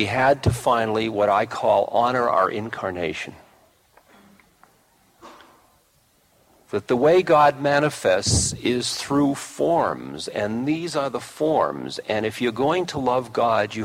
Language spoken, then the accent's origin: English; United States; I'm an American